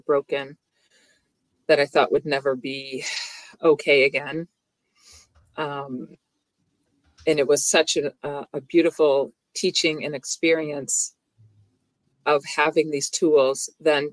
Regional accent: near Boston, Massachusetts, United States; I live near Boston

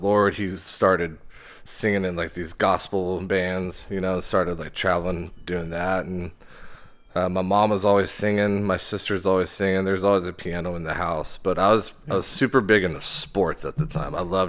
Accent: Arlington, Texas, United States; also born or lived in Wichita, Kansas / Oklahoma / Colorado; my father is a preacher. Yeah. And so once I was born, we moved down here pretty fast to Arlington.

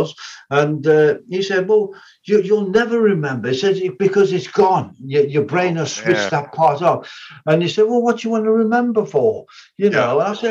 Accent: Wolverhampton, West Midlands, United Kingdom; from my hometown to where I had an apartment, just on the outskirts of our hometown, Wolverhampton

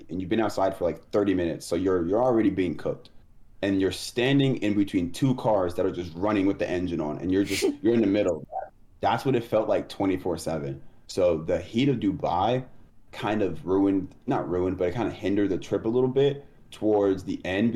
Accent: United States

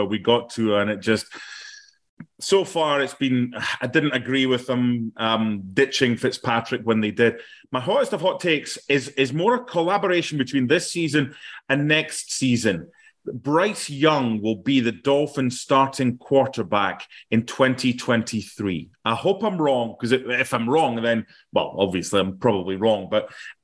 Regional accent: Penicuik, Scotland, United Kingdom; a fellow person from Pennycook

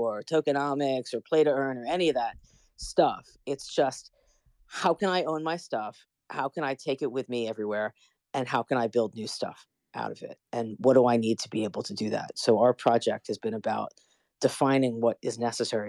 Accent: United States; as an American

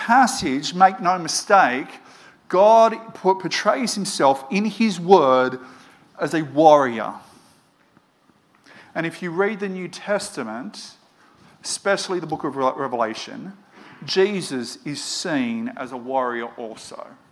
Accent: Moree, New South Wales, Australia; Where I grew up in Moree

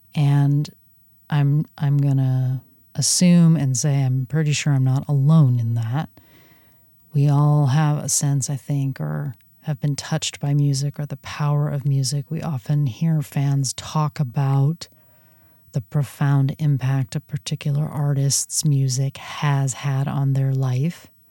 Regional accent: Southern California, United States; now in Pacific Northwest, United States; as a Southern Californian, uh, born and raised

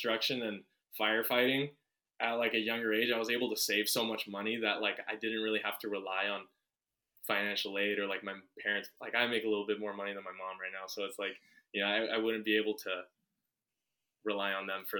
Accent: Redondo Beach, California, United States; also born or lived in Washington / Westwood, Los Angeles; I was born and raised in Redondo Beach, and, I lived in Redondo my whole life until I was 19 when I moved to Washington.

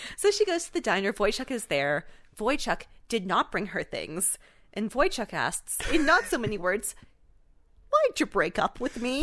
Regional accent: Canada; I am Canadian

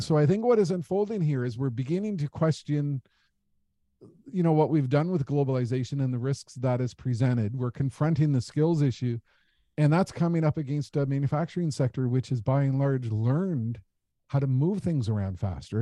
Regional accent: Canada; as a Canadian

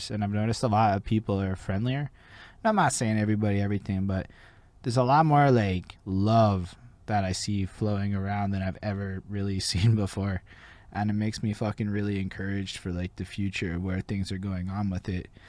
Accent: Montreal, Quebec, Canada; I'm from Montreal.

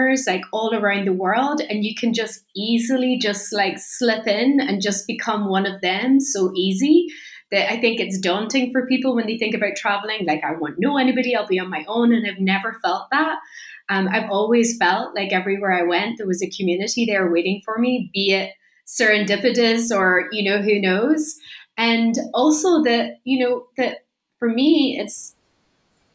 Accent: Donegal, Ulster, Ireland; I'm from Donegal in Ireland

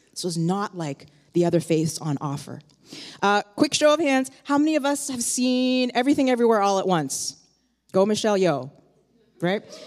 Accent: Toronto, Ontario, Canada; now in New York, United States; I myself, I grew up in Toronto

